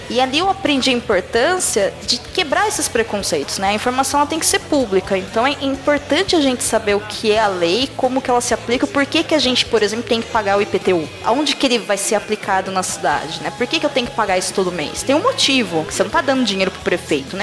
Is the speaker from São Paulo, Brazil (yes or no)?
yes; São Carlos, São Paulo, Brazil; accent: caipira (interior paulista); eu sou do interior, eu moro em São Carlos